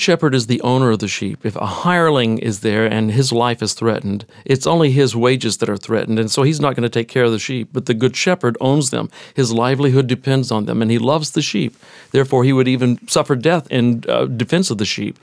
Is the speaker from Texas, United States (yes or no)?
yes; Texas, United States; even though I grew up in Texas, I grew up in the city